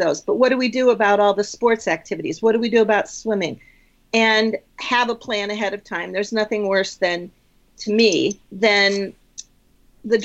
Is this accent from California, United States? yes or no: no; Indiana, United States; moved away as an adult; also born or lived in Adirondacks / Philadelphia; I grew up in Indiana